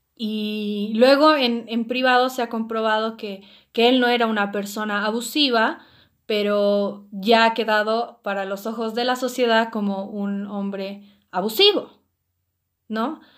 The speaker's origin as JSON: {"language": "Spanish", "country": "Bolivia"}